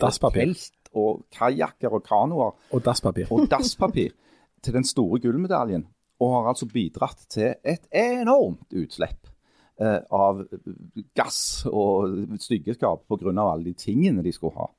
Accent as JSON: {"language": "Norwegian", "town": "Stavanger", "region": "Rogaland", "country": "Norway", "said": "som rogalendinger og stavangerfolk"}